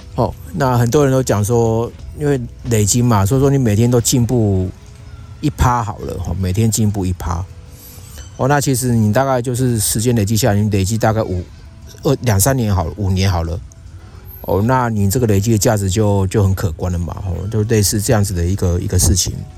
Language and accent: Chinese; Yilan, Yilan County, Taiwan; moved away; 我现在人呢，啊，是在我老家宜兰